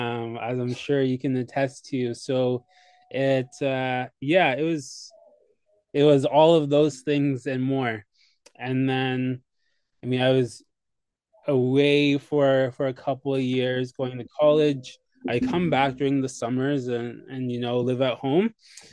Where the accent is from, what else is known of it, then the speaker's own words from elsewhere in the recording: Kingston, Ontario, Canada; also born or lived in Saskatchewan; and had kids here, and have been raising them for the last 5.5 years here in Kingston. So yeah, pretty much my whole life has been spent in Kingston.